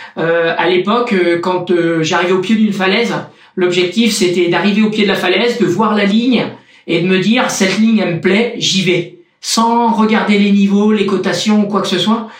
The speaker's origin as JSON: {"language": "French", "town": "Châtellerault", "region": "Nouvelle-Aquitaine", "country": "France", "tie": "born or raised there", "also_born_or_lived": "La Rochelle / Cannes / Nice area", "moved": "as an adult", "said": "Un pays plat. Un pays plat. Mais vraiment très plat. J'habitais dans un petit village qui s'appelle Châtellerault, donc dans la, dans la Vienne."}